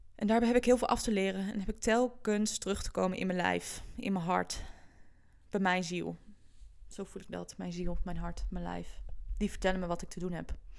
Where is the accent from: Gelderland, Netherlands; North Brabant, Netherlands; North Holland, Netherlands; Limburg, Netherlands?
Gelderland, Netherlands; Doetinchem; moved away as an adult; also born or lived in Amsterdam; ik ben opgegroeid in de Achterhoek. In een vrij kleine stad, Doetinchem.